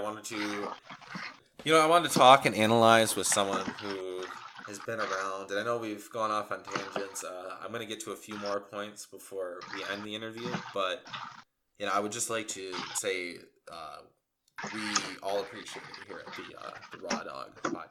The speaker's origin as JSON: {"language": "English", "town": "West Branch", "region": "Michigan", "country": "United States", "tie": "born or raised there", "said": "my hometown, which our hometown, yeah, which is known as the Bigfoot capital of Michigan."}